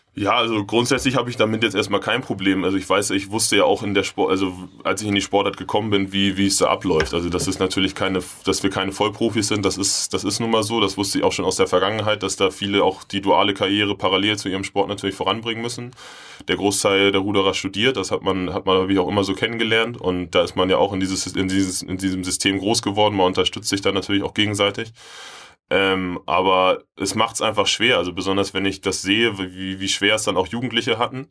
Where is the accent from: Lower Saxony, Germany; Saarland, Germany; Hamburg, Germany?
Hamburg, Germany; Bin in Bergedorf groß geworden